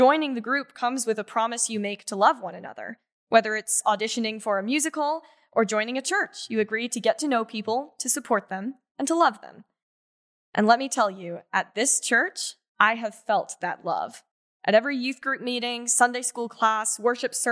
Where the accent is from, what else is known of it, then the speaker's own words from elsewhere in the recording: Roanoke, Virginia, United States; also born or lived in Freehold, New Jersey; I've been attending Second Presbyterian since the third grade, so pretty much since I moved to Roanoke from Freehold, New Jersey